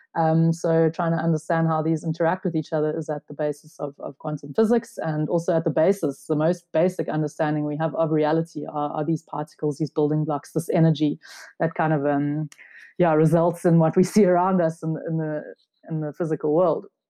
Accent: South Africa; I'm a South African.

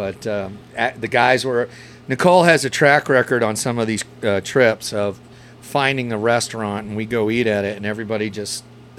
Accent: East Coast, New Jersey, United States; moved away as an adult; now in Texas, United States; I grew up on the East Coast.

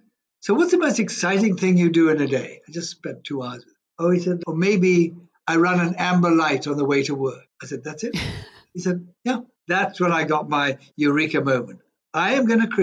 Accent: Kenya; also born or lived in Zambia; I'm a Kenyan, Zambian-born, but I was only there a week, but Kenyan-born, bred, schooled, educated, everything.

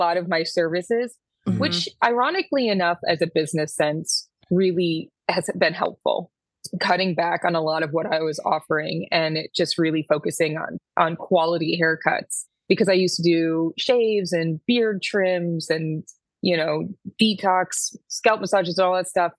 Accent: Syracuse, New York, United States; moved away as an adult; now in New York City, United States; I'm originally from Syracuse

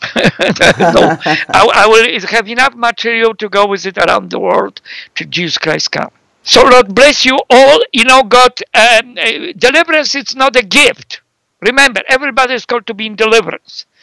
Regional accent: Poland; now in Canada; I live in Canada, so I'm Canadian who came from Europe 43 years ago, Central Europe, Poland, and but I lived more in Canada than Poland

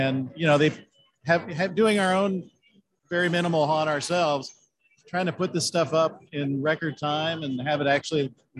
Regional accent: San Jose, California, United States

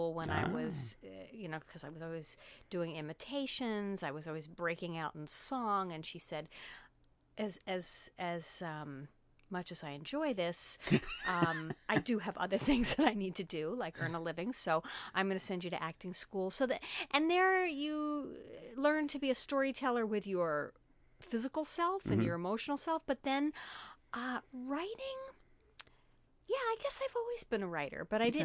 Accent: New York City, New York, United States; moved away as an adult; also born or lived in Michigan; now in San Diego, United States; I grew up in Stuyvesant Town in Greenwich Village.

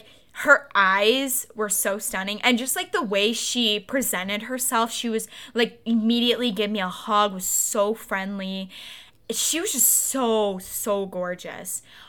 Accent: Oakland, Michigan, United States; Like, we're from Michigan, suburbs of Detroit. As soon as I said that, she walked away. Like, super weirdly. Like, I just said I was from Oakland.

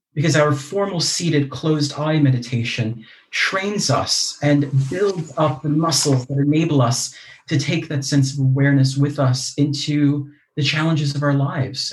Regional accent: United States; accent: American; moved away as an adult; also born or lived in Leeds, United Kingdom; now in United Kingdom; I'm American, you can probably tell from my accent

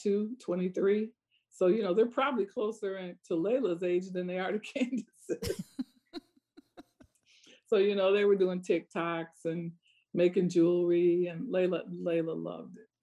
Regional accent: Iowa, United States; I grew up in Iowa

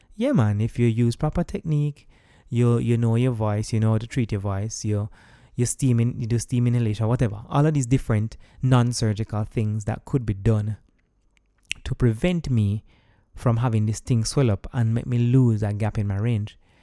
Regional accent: Jamaica; moved away as an adult; I'm also coming from Jamaica as someone who is a party goer

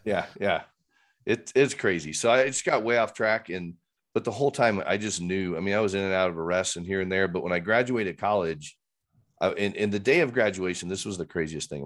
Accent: Fort Wayne, Indiana, United States; now in Littleton, United States; grew up in Fort Wayne, Christian home, aunts, uncles, cousins, everybody was in Fort Wayne

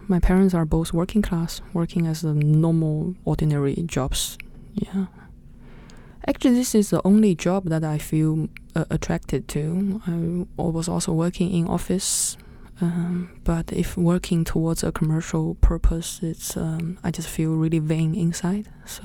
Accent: Nanjing, Jiangsu, China; moved away; my hometown. Which is? Which is Nanjing.

